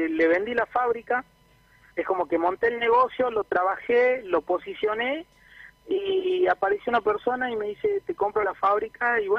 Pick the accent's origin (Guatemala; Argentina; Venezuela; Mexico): Argentina; Jujuy; los dos somos de Jujuy, pero bueno, nos conocimos en Córdoba en la facultad.